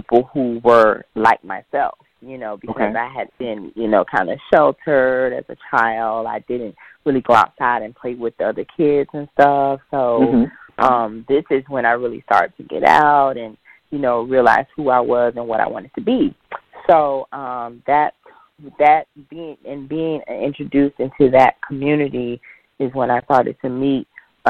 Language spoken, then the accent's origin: English; Jacksonville, Florida, United States; I'm originally born and raised in Jacksonville